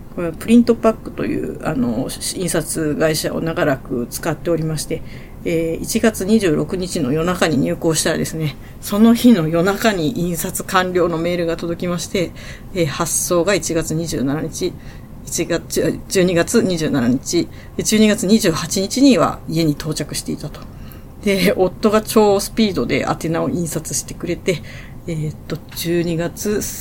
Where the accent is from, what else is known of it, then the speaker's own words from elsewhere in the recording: Sendai, Miyagi, Japan; 私の出身地である仙台